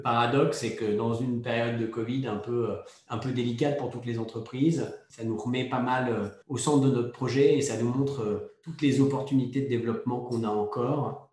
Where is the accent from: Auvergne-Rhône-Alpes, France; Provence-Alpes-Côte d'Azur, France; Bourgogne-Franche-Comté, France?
Auvergne-Rhône-Alpes, France; Savoy; moved away as an adult; also born or lived in Paris; Je suis au Savoyard d'origine